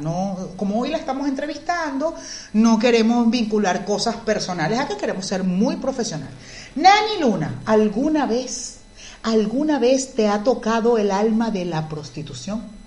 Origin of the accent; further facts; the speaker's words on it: Venezuela; moved away; nosotros los venezolanos que hemos salido del país hemos tenido que hacer, en su mayoría, otras cosas totalmente distintas a las que hacíamos en Venezuela